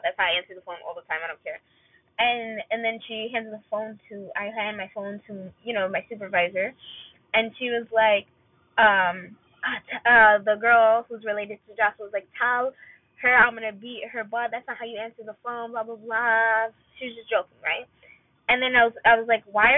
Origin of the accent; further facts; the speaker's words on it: Palestine; I was from Palestine.